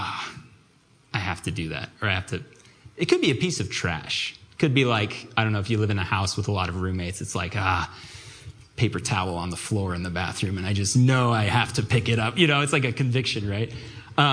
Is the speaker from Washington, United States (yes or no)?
yes; Vancouver, Washington, United States; moved away as an adult; now in Seattle, United States; I was born and raised in Vancouver, USA